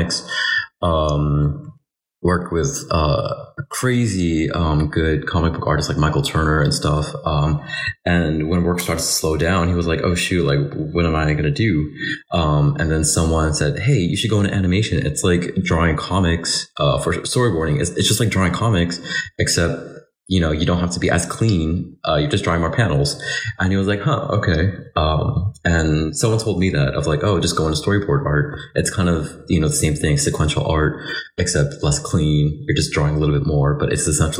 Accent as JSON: {"language": "English", "country": "Philippines", "said": "I'm Filipino."}